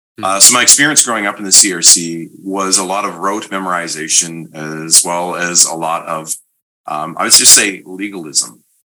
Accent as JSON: {"language": "English", "country": "Canada", "said": "Yeah, we're both Canadian."}